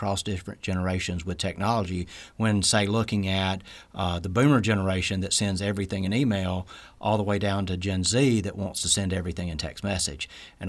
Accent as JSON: {"language": "English", "town": "Columbia", "region": "Mississippi", "country": "United States", "tie": "born or raised there", "said": "So I was born in Columbia, Mississippi, so I'm a Mississippi native. Grew up in Columbia. Was there for a lot of my life"}